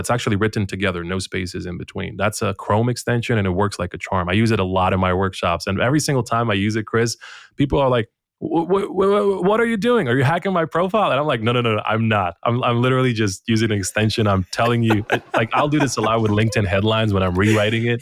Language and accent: English; Bosnia & Herzegovina; I'm coming from Bosnia and Herzegovina